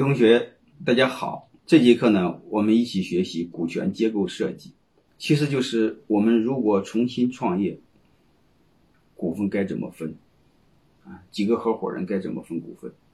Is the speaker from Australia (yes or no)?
no; China; 我们中国人，你看在一起呢，他喜欢讲，讲古情义，喜欢讲道德，喜欢讲兄弟感情